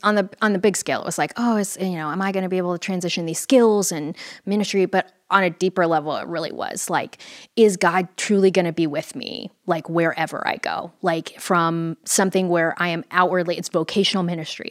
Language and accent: English; Fort Worth, Texas, United States; I grew up in Fort Worth, Texas